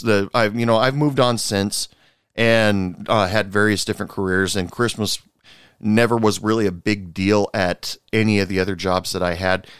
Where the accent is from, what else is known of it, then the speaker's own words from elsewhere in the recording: United States; me as an American